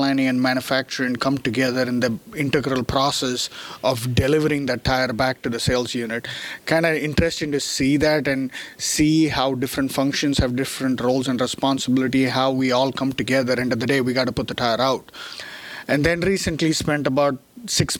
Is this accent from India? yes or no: yes; India; moved away as an adult; also born or lived in Chennai, India / Louisville, United States; now in United States; born and raised in India, grew up over there, did mechanical engineering back in India